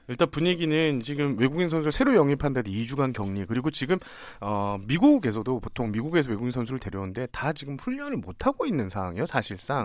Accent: Changwon, South Gyeongsang, South Korea; 제가 고향이 창원인데

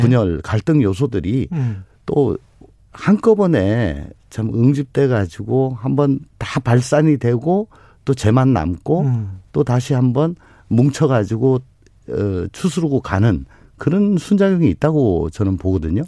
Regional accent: Daegu, South Korea; 원래 대구가 고향입니다.

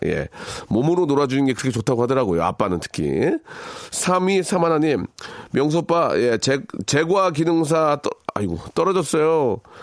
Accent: Seoul, South Korea; also born or lived in Jeonju; 저 개화초등학교 맞습니다. 개화초등학교 맞고

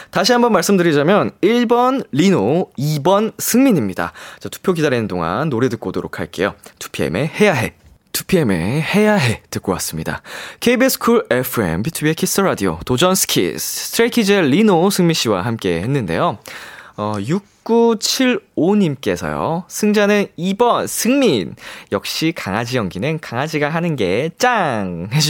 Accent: Seoul, South Korea; 저도 서울에서 그렇습니다. 쭉 이제 지내왔어가지고 어. 저도 사실 사투리 근본이 없거든요.

